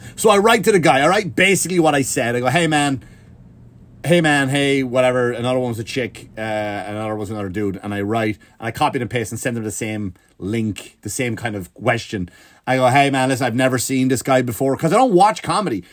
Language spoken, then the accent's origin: English; Ireland; accent: Irish; Ireland, we do have a weird, funny accent